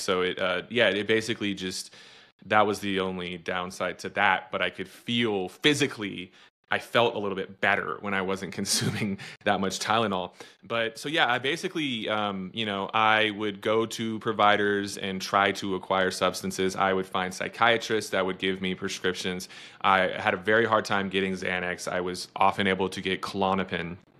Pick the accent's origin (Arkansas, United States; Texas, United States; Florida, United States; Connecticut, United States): Texas, United States; I'm from Texas